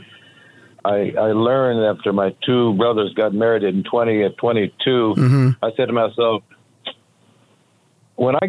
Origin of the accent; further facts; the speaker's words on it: Tulare, California, United States; now in Las Vegas, United States; I'm from Tulare, California, in the San Joaquin Valley between Fresno and Bakersfield